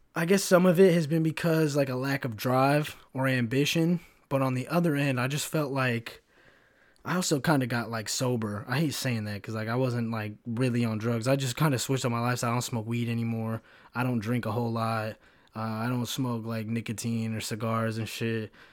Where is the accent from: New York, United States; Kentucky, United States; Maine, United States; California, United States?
Kentucky, United States; moved away as an adult; also born or lived in Chicago; now in Florida, United States; when I was growing up in Kentucky